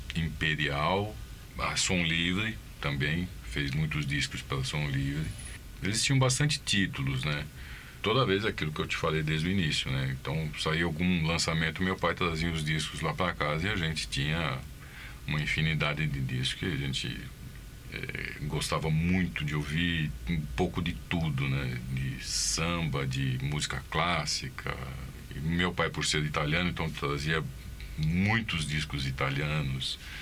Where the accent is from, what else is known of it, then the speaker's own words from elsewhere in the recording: São Bernardo do Campo, São Paulo, Brazil; Nascido aqui em São Bernardo mesmo.